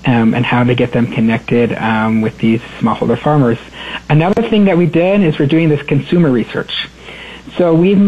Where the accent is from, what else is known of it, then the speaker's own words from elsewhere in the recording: South Dakota, United States; also born or lived in Nebraska; now in Mexico; growing up in a farm in South Dakota